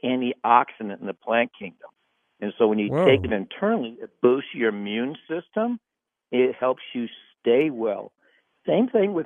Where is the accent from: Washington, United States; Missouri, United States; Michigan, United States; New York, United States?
Missouri, United States; moved away; also born or lived in California; I grew up in Missouri